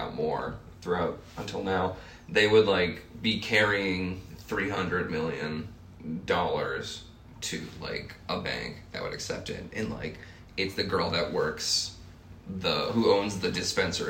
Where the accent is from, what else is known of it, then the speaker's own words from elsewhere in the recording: Rhode Island, United States; moved away as an adult; now in Chicago, United States; I'm from Rhode Island